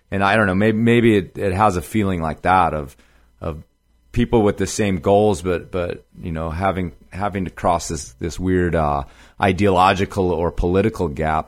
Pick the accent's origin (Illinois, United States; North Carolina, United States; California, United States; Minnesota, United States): Illinois, United States; Chicago; a lot of my family, I grew up in Chicago, but actually a lot of my family's in northern Wisconsin